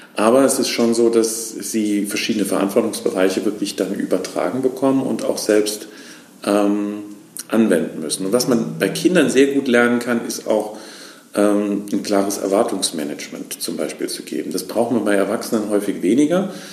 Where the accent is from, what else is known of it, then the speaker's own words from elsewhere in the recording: Lahnstein, Rhineland-Palatinate, Germany; also born or lived in near Koblenz; Ursprünglich bin ich in Lahnstein aufgewachsen, bin dann ähm, in die Nähe von Koblenz gezogen